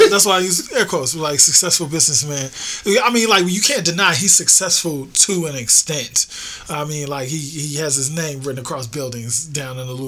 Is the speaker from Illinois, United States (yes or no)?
yes; Chicago, Illinois, United States; When I was a kid, I grew up in Hyde Park